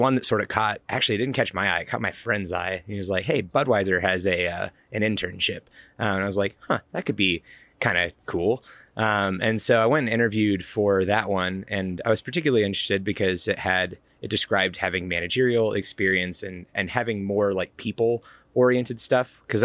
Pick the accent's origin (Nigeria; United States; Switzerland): United States; Georgia; now in Colorado, United States; I grew up in Georgia